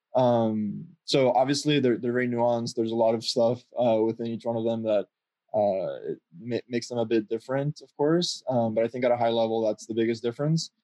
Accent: Miami, Florida, United States; moved away; I'm originally from Miami

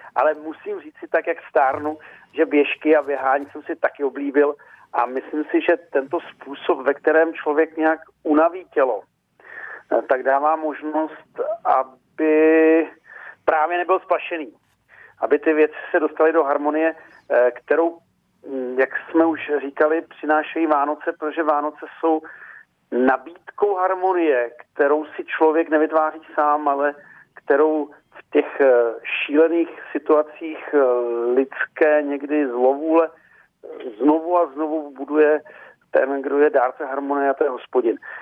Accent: eastern Bohemia, Czechia; moved away; z východních Čech, odkud, odkud pocházím

